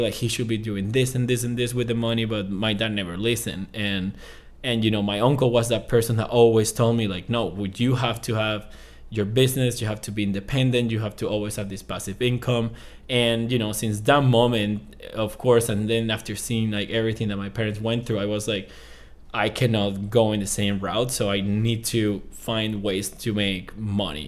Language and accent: English; Venezuela; English is a second language; moved away as an adult; also born or lived in Ecuador; I was actually just pretty much running away from Venezuela. Um, I graduated college in two thousand seventeen. Um, and I, in that, that moment, I left the country